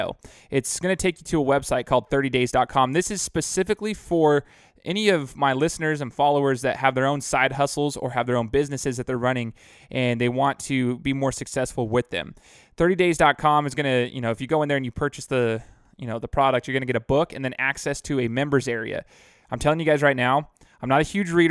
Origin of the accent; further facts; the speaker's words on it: Boise, Idaho, United States; I'm from Boise, graduated from Boise State